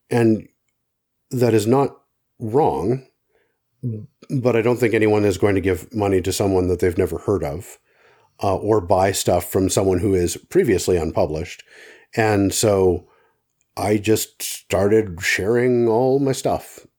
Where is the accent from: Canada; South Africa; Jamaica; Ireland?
Canada; as a Canadian